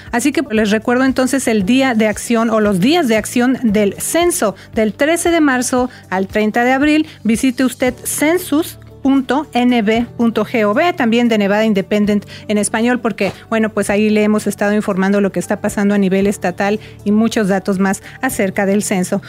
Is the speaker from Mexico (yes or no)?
yes; Mexico; now in Las Vegas, United States; allá en México, ¿verdad? De donde yo soy